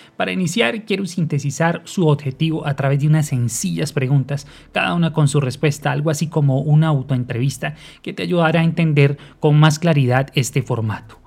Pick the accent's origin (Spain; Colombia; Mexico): Colombia; Barbosa, Santander; nací y vivo actualmente en Barbosa, Santander